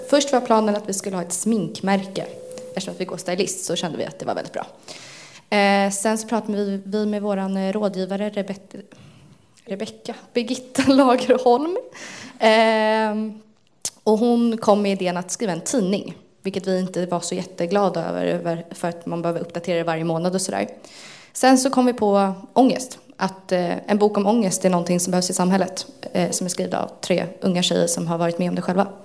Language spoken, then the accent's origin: Swedish; Stockholm, Stockholm County, Sweden; also born or lived in Liljeholmen; jag är eh, född och uppväxt i Stockholm, uppväxt i Älta. Nu bor jag i Liljeholmen utanför Sjöstad.